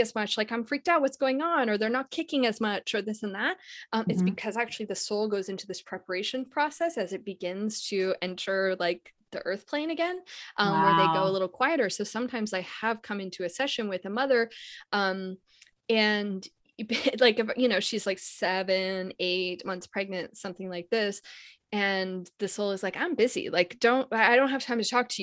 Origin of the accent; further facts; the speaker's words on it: Canada; I'm from Canada, so I just came to the US